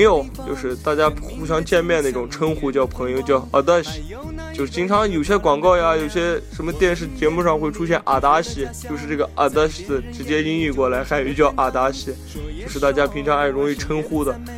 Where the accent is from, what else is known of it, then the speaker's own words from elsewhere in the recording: Xinjiang, China; accent: Xinjiang accent; moved away; also born or lived in inland China; 我口音还是比较明显能带着新疆口音的